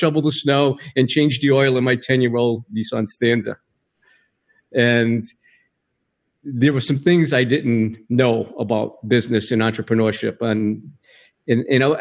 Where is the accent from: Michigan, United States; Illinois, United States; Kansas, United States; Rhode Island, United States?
Rhode Island, United States; now in California, United States; originally I'm from Rhode Island